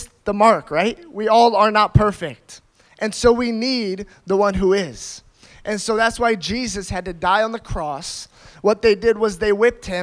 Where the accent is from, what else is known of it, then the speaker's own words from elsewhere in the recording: United States; I grew up in America, and I grew up in a Christian family.